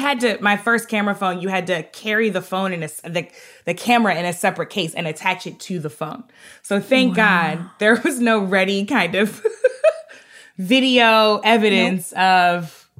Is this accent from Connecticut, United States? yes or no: yes; Hartford, Connecticut, United States; born there; I found those clippings. I found stuff all the way back to Hartford, Connecticut, where I was born in Connecticut.